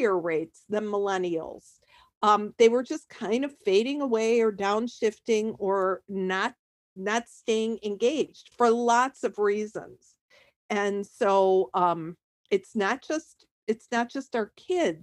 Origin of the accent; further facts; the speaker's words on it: Chicago, Illinois, United States; moved away as an adult; now in Sarasota, United States; I'm from the Chicago area, spent most of my life there